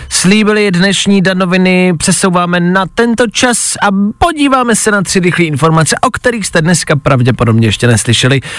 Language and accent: Czech; Teplice, Ústí nad Labem Region, Czechia; now in Prague, Czechia